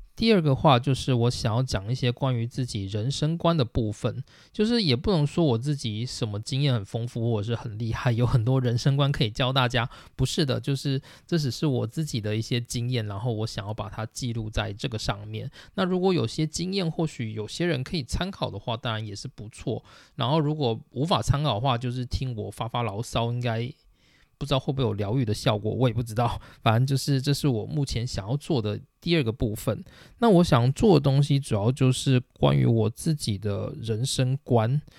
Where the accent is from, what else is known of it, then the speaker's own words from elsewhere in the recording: Taichung, Taiwan; moved away as an adult; also born or lived in Tainan, Taiwan / Hsinchu, Taiwan; now in Japan; 那我是台湾人，然后我出生在台中，就是我从高中毕业以前的生活都是在台湾的台中度过